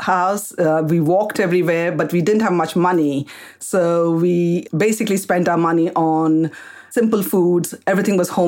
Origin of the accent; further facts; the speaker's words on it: Kolkata, West Bengal, India; moved away as an adult; also born or lived in Karnataka, India; now in United Kingdom; I was born in India, in Calcutta